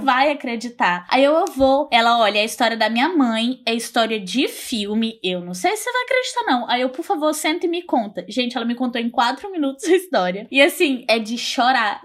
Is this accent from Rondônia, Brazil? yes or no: yes; Porto Velho, Rondônia, Brazil; sou de Porto Velho, Rondônia